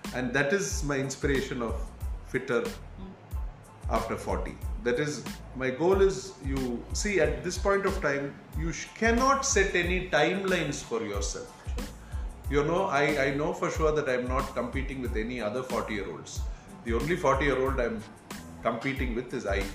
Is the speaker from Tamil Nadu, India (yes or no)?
yes; Chennai, Tamil Nadu, India; I'm from Chennai